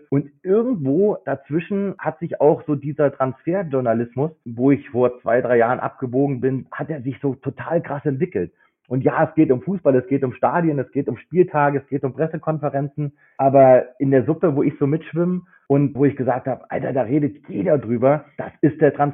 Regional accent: Kassel, Hesse, Germany; now in Munich, Germany; Gut, dann bin ich äh, Kasseläner und in Habich bei Dörmerk aufgewachsen, genau.

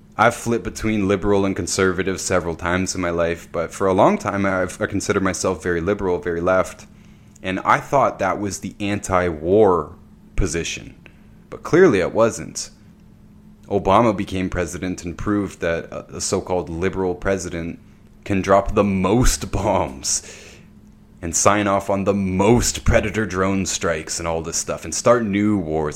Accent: Ontario, Canada; I'm from Ontario, Canada

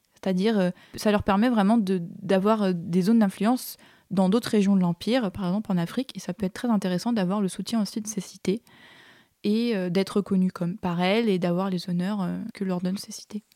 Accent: French Polynesia; moved away as an adult; je viens de Tahiti, ah. Et euh, j'ai grandi là-bas jusqu'à mes 18 ans

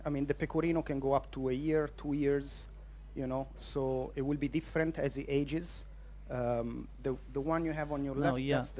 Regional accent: Ancona, Marche, Italy; English is a second language; now in Inchigeelagh, Ireland; I'm from Ancona, which is on the east coast, very central in Italy, central belt in Italy.

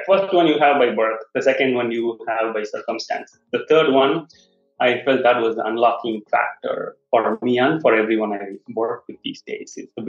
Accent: Chennai, Tamil Nadu, India; moved away; I was originally from Chennai

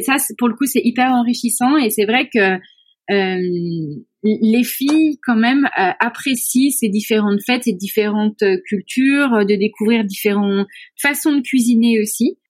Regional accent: France; now in Mauritius; nous, en tant que Français, Européens

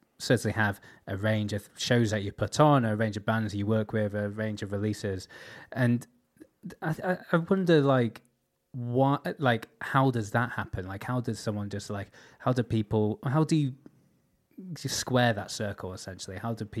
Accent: Taiwan; English is a second language; now in United States; I've just been listening to your podcast while picking weed in California, and I'm from Taiwan, and I don't really speak English

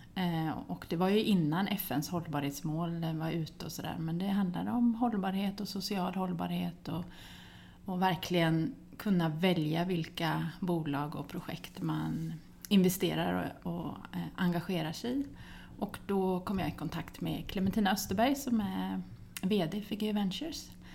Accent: Västervik, Kalmar County, Sweden; moved away; also born or lived in Linköping / Uppsala / Gothenburg; jag är född i Västervik men jag har pluggat i Linköping

